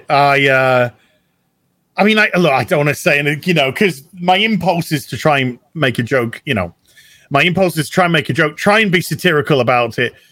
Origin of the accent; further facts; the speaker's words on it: United Kingdom; I'm British